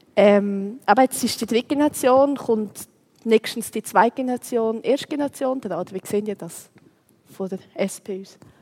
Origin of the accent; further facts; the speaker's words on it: Switzerland; wir in der Schweiz